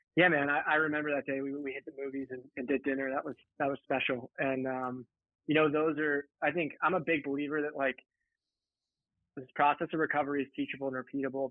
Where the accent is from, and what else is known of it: right outside Philadelphia, Pennsylvania, United States; born or raised there